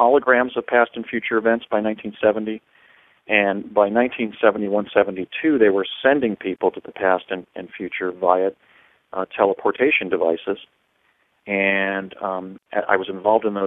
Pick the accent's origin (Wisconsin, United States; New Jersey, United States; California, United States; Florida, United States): New Jersey, United States; now in Washington State, United States; I'm a lawyer here in Washington State, and I grew up in New Jersey